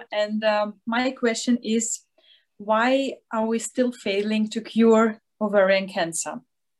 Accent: Ukraine; moved away as an adult; also born or lived in Austria; now in Innsbruck, Austria; I'm originally from Ukraine, but I studied in Austria, and then I started to work also in Austria.

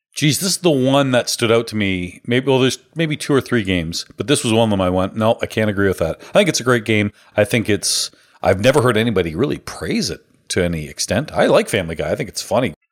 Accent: Canada; which I obviously love being Canadian

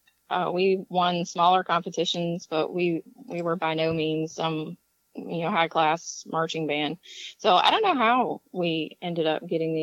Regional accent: Virginia, United States; moved away as an adult; now in Tennessee, United States; I grew up in Virginia and didn't move here until I was 26

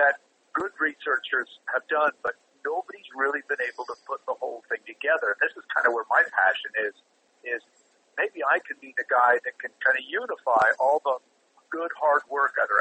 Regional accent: Montreal, Quebec, Canada; Growing up in Montreal, Canada, I mean, there was a fair amount of ribbing as a kid around Halloween

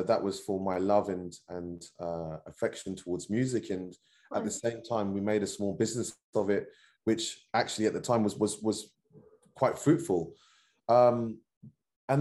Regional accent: London, United Kingdom; I was born and raised in Northwest London

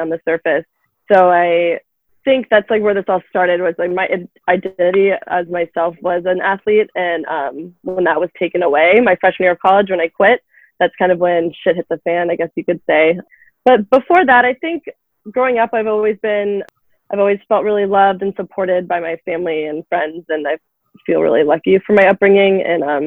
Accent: Loudoun County, Virginia, United States; I'm born and raised in Loudoun. I'm from here.

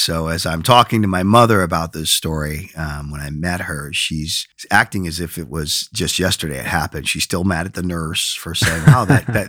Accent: Binghamton, New York, United States; So make a long story short, I'm from Binghamton, New York. My father was lived in the projects.

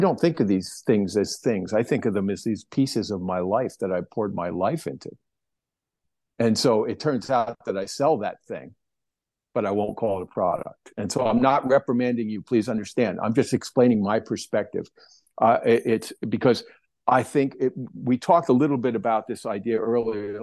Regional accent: New Jersey, United States; moved away; I grew up on the East Coast, back in New Jersey, with the newspaper

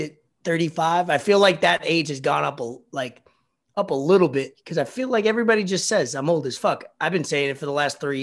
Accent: New York, United States; I'm from New York

